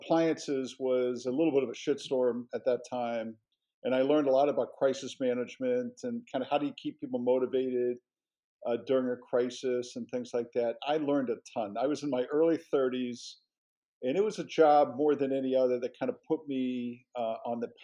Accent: Cincinnati, Ohio, United States; moved away as an adult; I grew up in Cincinnati.

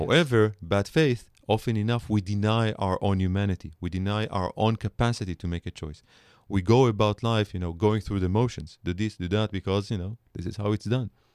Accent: Israel; accent: Israeli; English is a second language; moved away as an adult; now in United States; I'm an Israeli scholar, you can hear it in my accent

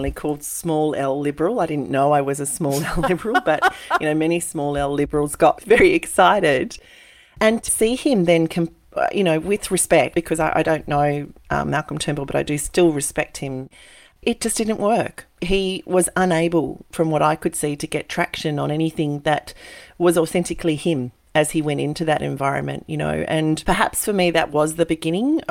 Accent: Coonabarabran, New South Wales, Australia; moved away; born and bred in Coonabarabran, which is 6.5 hours northwest of Sydney

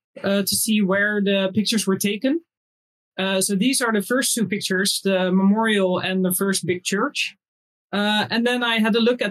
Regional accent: Netherlands; also born or lived in Indonesia (family ancestry); I'm from Holland

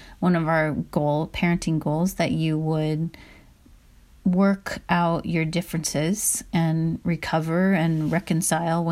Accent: Midwest, United States; I grew up in the Midwest

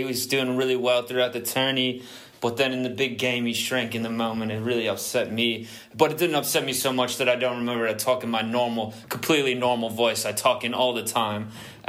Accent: England, United Kingdom; That's British, but we're English.

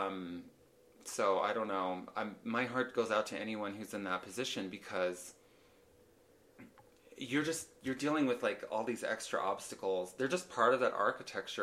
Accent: Idaho, United States; now in Utah, United States; I did lots of acting growing up in Idaho

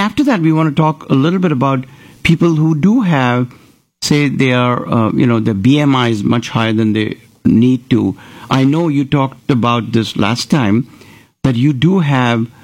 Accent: Maharashtra, India; now in Houston, United States; I can tell you about Maharashtra. I was born there.

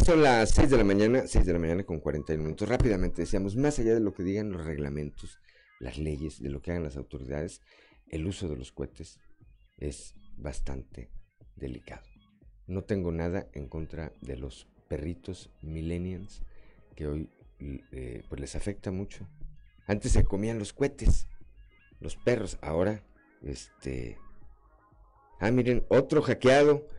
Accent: Tula, Hidalgo, Mexico; now in Coahuila, Mexico; allá está mi pueblo, a Totonico de Tula Hidalgo

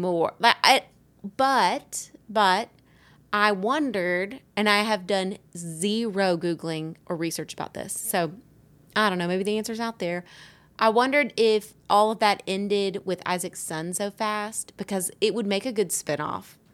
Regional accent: Alabama, United States; accent: Southern; I grew up in Alabama

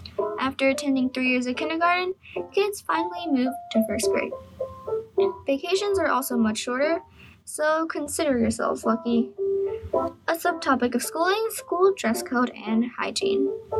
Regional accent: China; now in United States; I was born in China, a country halfway around the world. Moving to the United States, I've undoubtedly experienced some cultural differences

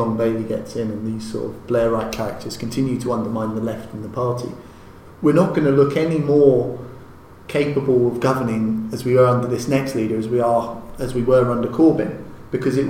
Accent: London, United Kingdom; as a Londoner

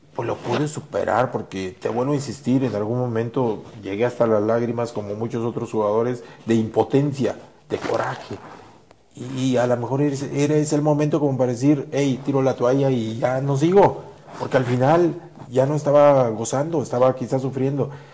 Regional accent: Mexico; Así somos los mexicanos

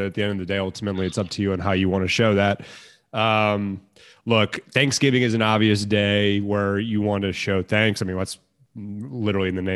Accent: Jacksonville, Florida, United States; I'm from Jacksonville, Florida.

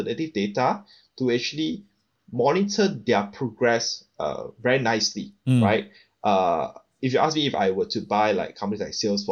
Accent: Singapore; I come from Singapore

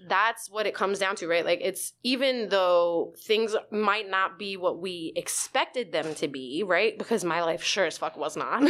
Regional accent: New York City, New York, United States; also born or lived in Staten Island; I grew up in the Bronx, uh, actually across the street from the zoo

